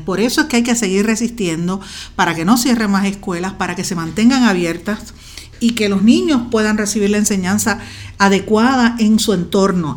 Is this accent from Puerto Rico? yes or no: yes; Guaynabo, Puerto Rico; soy de Guaynabo